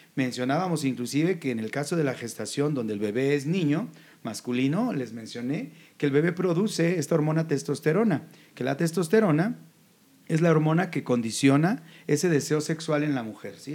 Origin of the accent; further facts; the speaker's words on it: Jalisco, Mexico; yo soy del estado de Jalisco